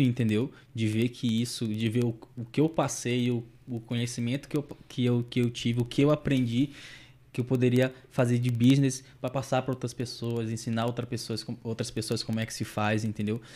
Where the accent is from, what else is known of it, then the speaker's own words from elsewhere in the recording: São Luís, Maranhão, Brazil; eu sou de São Luís do Maranhão, né? Nordeste, Nordeste, Nordeste.